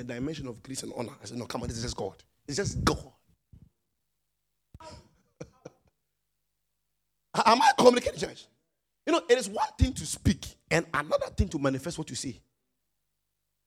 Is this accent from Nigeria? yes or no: yes; Nigeria; moved away; I'm a Nigerian pastor.